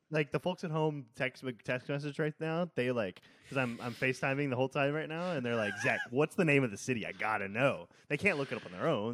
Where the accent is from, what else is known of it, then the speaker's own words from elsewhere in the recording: Seabrook, Texas, United States; I grew up in Seabrook, which is right next to Kima